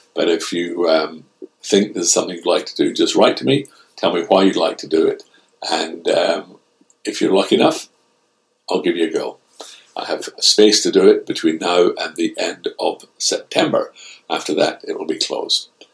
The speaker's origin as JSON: {"language": "English", "region": "Scotland", "country": "United Kingdom", "said": "being a Scotsman."}